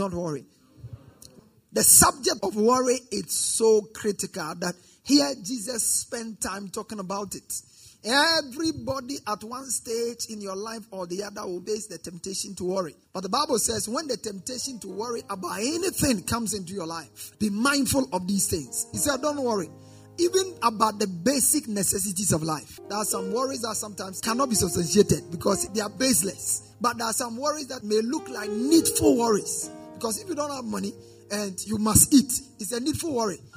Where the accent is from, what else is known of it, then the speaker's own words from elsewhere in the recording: Ghana; as a Ghanaian citizen